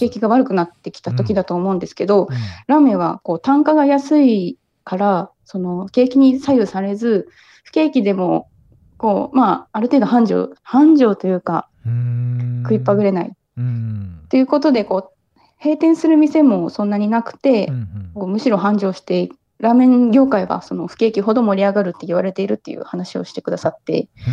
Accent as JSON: {"language": "Japanese", "region": "Kumamoto", "country": "Japan", "tie": "born or raised there", "also_born_or_lived": "Ibaraki", "moved": "yes", "lives_now": "Kyoto, Japan", "said": "出身は熊本です"}